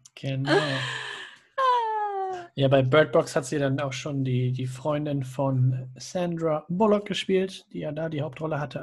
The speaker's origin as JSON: {"language": "German", "country": "Germany", "said": "für uns als Deutsche"}